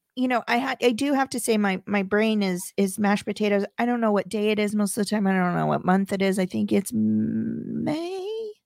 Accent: Midwest, United States; I come from the Midwest

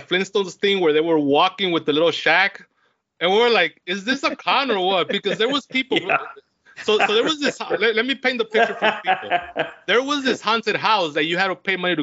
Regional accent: Los Angeles, California, United States; my hometown

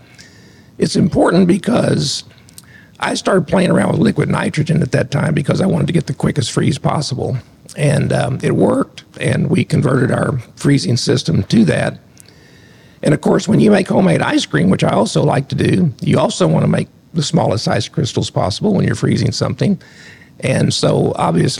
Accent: Southern Illinois, United States; moved away as an adult; also born or lived in Lexington, Kentucky; Grew up on a farm, went to Century High School and Shawnee College and then Southern Illinois University.

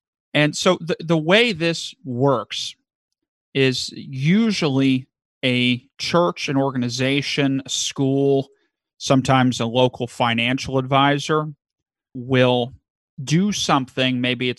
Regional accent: Kentucky, United States; Now, I am originally from Kentucky, now northern Kentucky, so I just greater Cincinnati, but so, you know, I don't have the accent per se

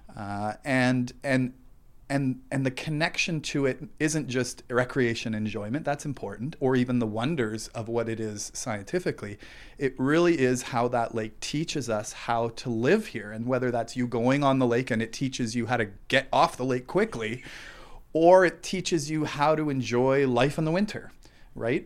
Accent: Thunder Bay, Ontario, Canada; I grew up in Fort William near the Cam River

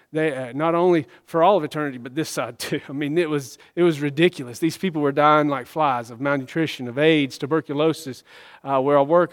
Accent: Georgia, United States; I was born in Georgia. I was born in Georgia. I'm a Georgia boy

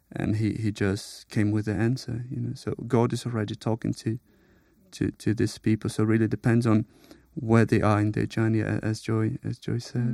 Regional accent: Brazil; moved away as an adult; now in United Kingdom; I'm from Brazil. I moved to the U K a couple of years ago.

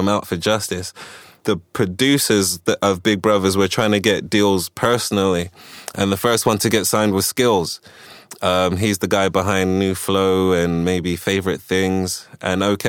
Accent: London, United Kingdom; also born or lived in Ghana / Washington, D.C., United States / Kensington, London; we moved to the UK in 1984. I was about 6 years old. I started going to different schools

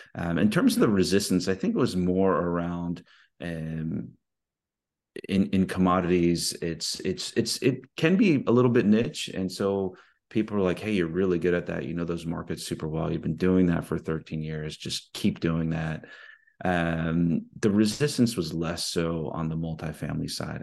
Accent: East Coast, United States; now in Houston, United States; I grew up in the East Coast

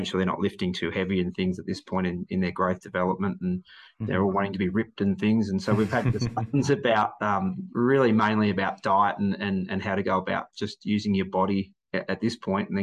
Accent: Melbourne, Victoria, Australia; I'm from Melbourne.

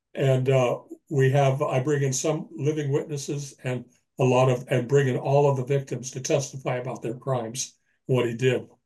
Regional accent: Los Angeles, California, United States; moved away as an adult; now in Birch Bay, United States; I've just recently moved from Los Angeles, my hometown, up to uh, Birch Bay, Washington

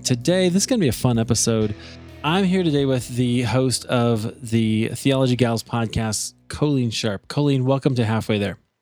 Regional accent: Des Moines, Iowa, United States; I'm from Des Moines

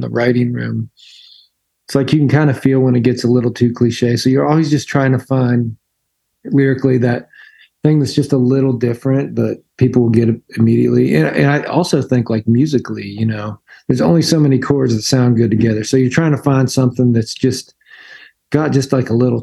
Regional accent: Pennsylvania, United States; moved away; I grew up in Pennsylvania

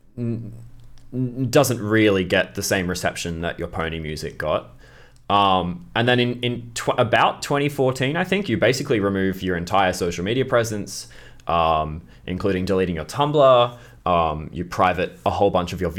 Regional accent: Australia; as an Australian

